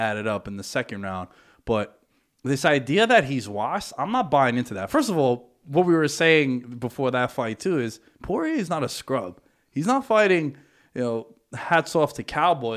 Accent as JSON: {"language": "English", "town": "New York City", "region": "New York", "country": "United States", "said": "I'm from Astoria"}